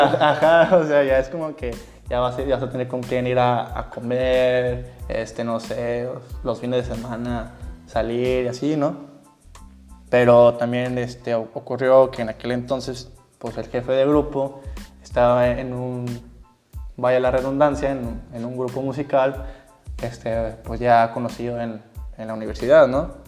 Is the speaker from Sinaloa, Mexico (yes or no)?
no; Tamaulipas, Mexico; moved away as an adult; now in Monterrey, Mexico; yo soy originario de Tamaulipas, Mate Tamaulipas